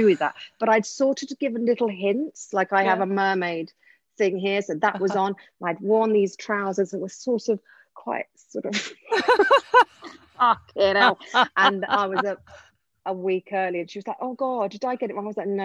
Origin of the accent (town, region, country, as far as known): Essex, East of England, United Kingdom; accent: Essex